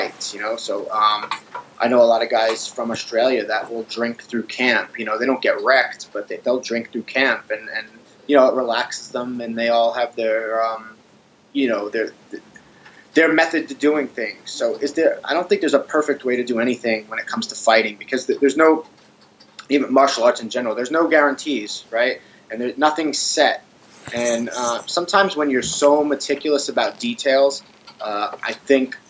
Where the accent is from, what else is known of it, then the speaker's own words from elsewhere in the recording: Long Island, New York, United States; I grew up on Long Island